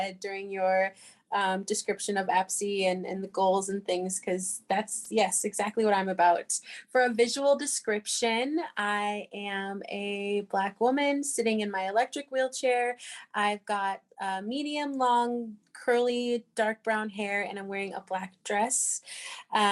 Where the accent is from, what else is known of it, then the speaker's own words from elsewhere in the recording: Seattle, Washington, United States; also born or lived in St. Cloud, Minnesota; now in St. Paul, United States; I was born in Seattle, Washington